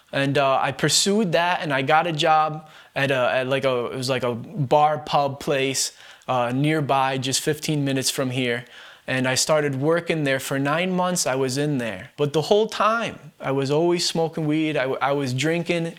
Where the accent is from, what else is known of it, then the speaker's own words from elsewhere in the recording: Bennington, Vermont, United States; I was born and raised here in Bennington, Vermont